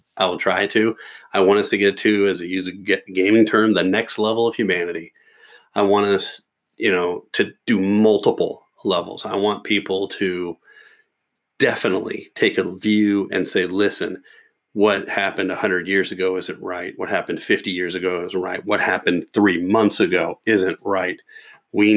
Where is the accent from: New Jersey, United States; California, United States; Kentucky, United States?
Kentucky, United States; Louisville; my hometown